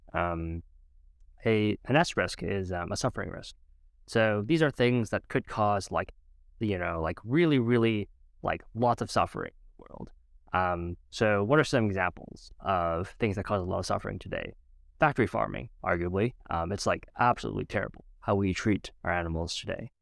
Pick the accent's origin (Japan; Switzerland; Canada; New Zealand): Canada; Edmonton, Alberta; I was born in Edmonton, Alberta, Canada, to two parents, immigrants, Vietnam.